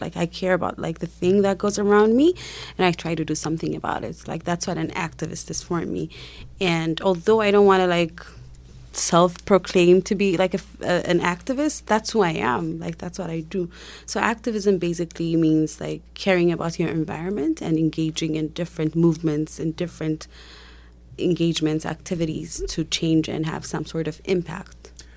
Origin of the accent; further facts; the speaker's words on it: Ethiopia; I'm from Ethiopia